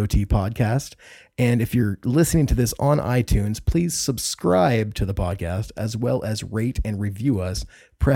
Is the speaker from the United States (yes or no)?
yes; Indianapolis, Indiana, United States; I'm from Indiana. I grew up around Indianapolis, Indiana